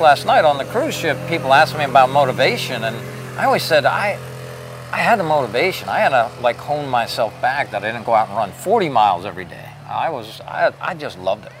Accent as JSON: {"language": "English", "town": "Bethlehem", "region": "Pennsylvania", "country": "United States", "tie": "born or raised there", "said": "I grew up in Bethlehem, Pennsylvania"}